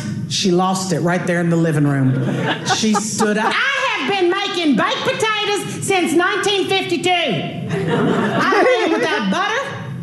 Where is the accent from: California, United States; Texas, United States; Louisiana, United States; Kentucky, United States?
Louisiana, United States; moved away; I just got back from my hometown. I was down in Louisiana.